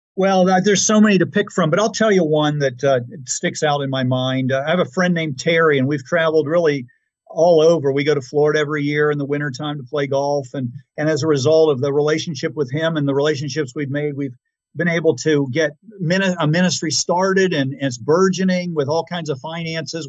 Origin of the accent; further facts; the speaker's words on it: Pittsburgh, Pennsylvania, United States; moved away; I was really originally from Pittsburgh.